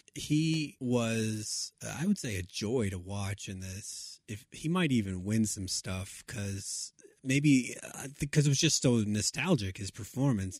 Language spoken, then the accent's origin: English; Texas, United States; in my home state